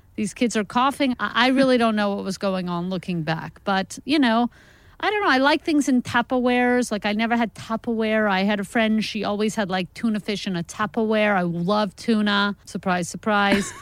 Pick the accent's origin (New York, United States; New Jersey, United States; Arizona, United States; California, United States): New York, United States; now in Los Angeles, United States; I'm originally from New York.